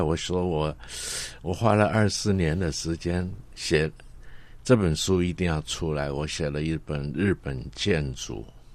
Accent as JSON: {"language": "Chinese", "region": "Guangdong", "country": "China", "accent": "Cantonese accent", "first_language": "Cantonese", "second_language": "Chinese", "moved": "yes", "lives_now": "Taiwan", "said": "所以我的母语是广东话嗯。所以我现在讲的国语啊，也是不是很标准啊，人家一听着有广东音在里面啊"}